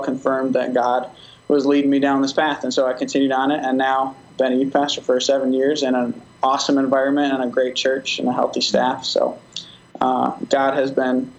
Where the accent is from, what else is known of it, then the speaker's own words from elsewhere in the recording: Wisconsin, United States; moved away as an adult; also born or lived in Iowa; now in Indianola, United States; I am from Wisconsin before living in Iowa now.